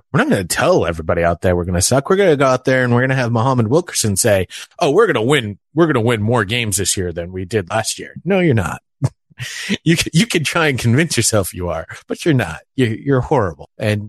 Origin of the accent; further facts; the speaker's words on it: New England, United States; I was born and raised in New England.